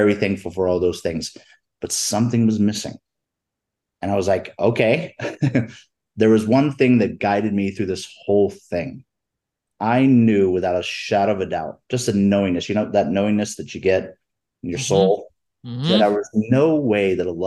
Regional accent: Florida Keys, United States; moved away as an adult; now in Denver, United States; I grew up in the Florida Keys.

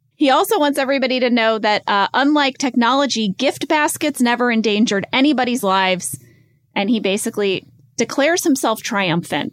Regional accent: United States; as American drivers

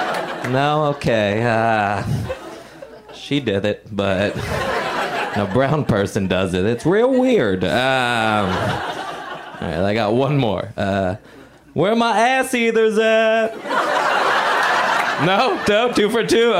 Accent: Puerto Rico; moved away; I grew up in Puerto Rico

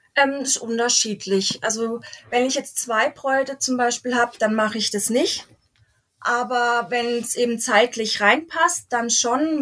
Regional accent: Waldkirch, Baden-Württemberg, Germany; moved away as an adult; now in Elzach, Germany; Ich komme gebürtig aus Waldkirch, lebe aber in Elsach, weil mein Mann daherkommt

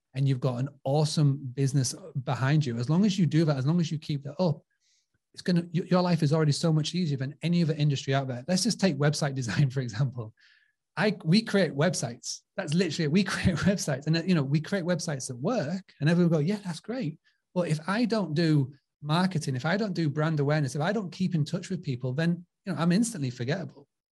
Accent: United Kingdom; accent: British; my British accent

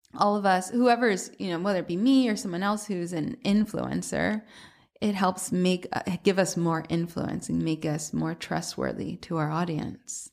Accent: Atlanta, Georgia, United States; moved away as an adult; also born or lived in Boston; now in New York, United States; I'm from Atlanta originally

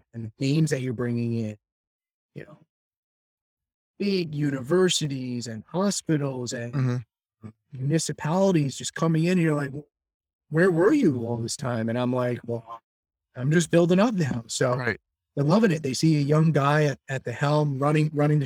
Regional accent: New York, United States; Born and raised in New York

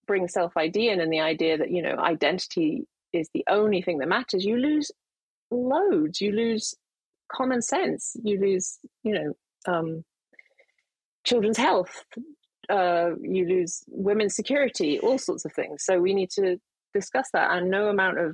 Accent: United Kingdom; as a Brit

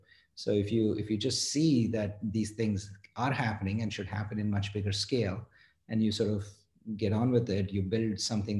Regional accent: Mumbai, Maharashtra, India; moved away as an adult; now in United States; I grew up in India, in Mumbai

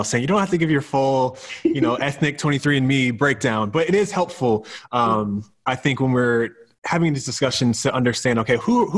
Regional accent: Seattle, Washington, United States; I grew up in Seattle, Washington

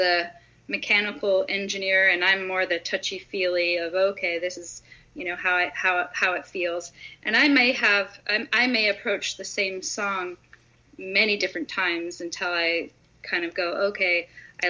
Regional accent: Toronto, Ontario, Canada; now in United States; When I grew up in Toronto

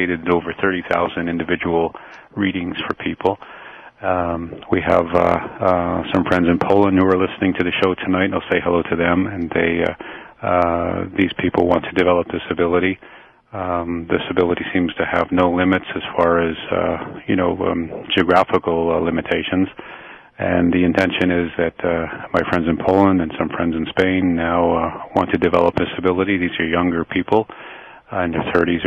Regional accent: London, Ontario, Canada; London, where I'm from here, my hometown

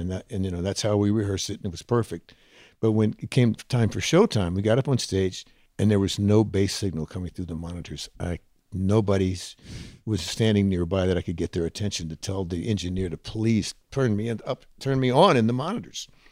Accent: Huntsville, Texas, United States; moved away; I was a kid growing up in Huntsville, Texas, seventy miles north of Houston, Texas

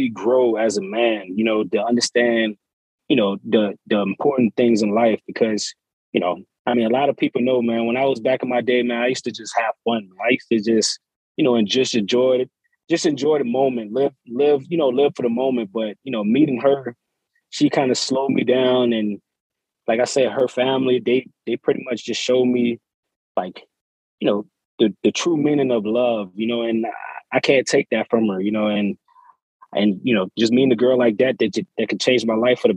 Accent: New York City, New York, United States; moved away as an adult; I was born in New York City

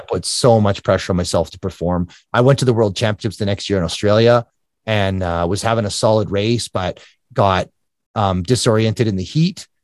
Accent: Alberta, Canada; it's in Canada. So, um, Alberta, Canada, just north of Calgary

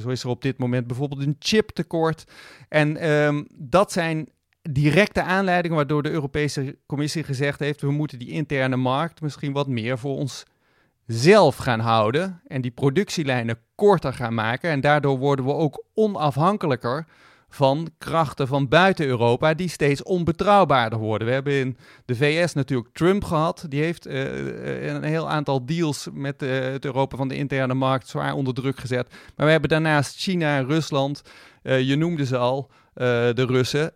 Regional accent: Netherlands; als Nederlanders

